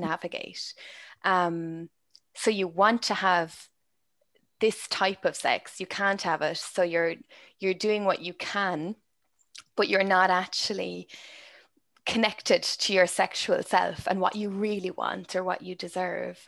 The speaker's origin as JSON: {"language": "English", "country": "Ireland", "tie": "born or raised there", "said": "my experience is very Irish. It's from growing up in Ireland."}